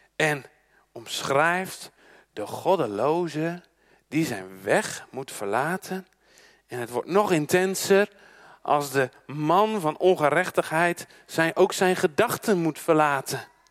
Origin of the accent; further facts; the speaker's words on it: Netherlands; Als Nederlanders, we zijn een schaatsland